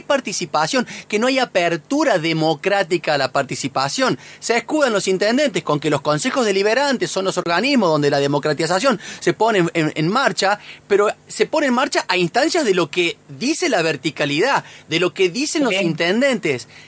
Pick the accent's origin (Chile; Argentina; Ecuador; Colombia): Argentina; Sierras Chicas, Córdoba; vos y yo somos nacidos y criados allá en las Sierras Chicas, prácticamente.